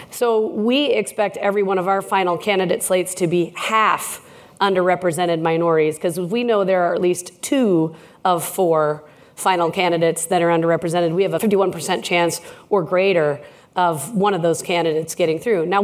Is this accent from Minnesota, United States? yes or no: yes; Minnesota, United States; Well, I heart Canada. I'm from Minnesota. I'm trying to become an honorary Canadian.